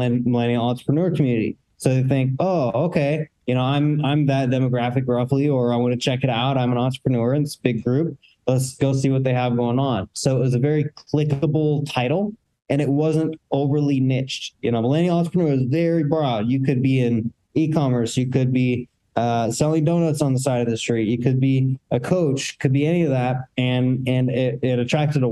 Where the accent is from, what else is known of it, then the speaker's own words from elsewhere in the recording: Seattle, Washington, United States; my hometown, Seattle